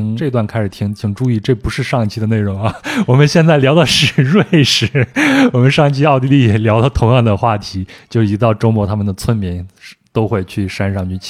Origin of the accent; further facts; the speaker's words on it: France; Chinese is a second language; 你像我们法国人来这儿都是去户外运动，攀个岩呀、溯个溪啊、徒个步啊啥的。